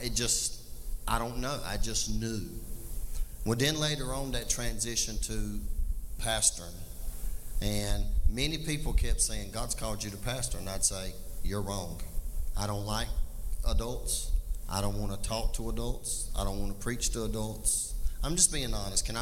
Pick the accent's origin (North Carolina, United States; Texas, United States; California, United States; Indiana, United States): North Carolina, United States; Laurel Hill; I was raised typical in Laurel Hill.